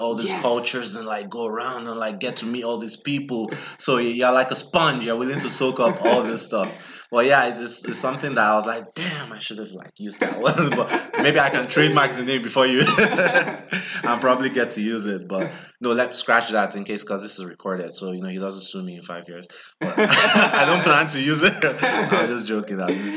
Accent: Edo, Nigeria; now in Washington, D.C., United States; I'm from Nigeria. I'm from Edo State, down south Nigeria. I'm Benin

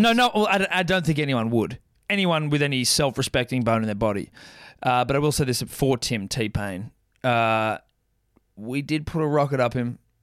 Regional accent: Australia

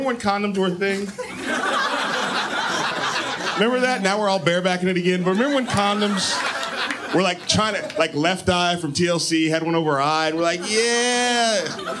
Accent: San Francisco, California, United States; I'm from San Francisco, so I like when things get weird.

